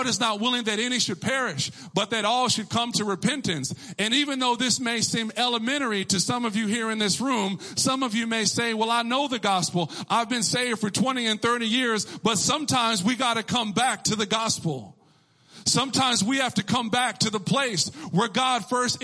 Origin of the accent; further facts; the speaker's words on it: Texas, United States; I'm from Texas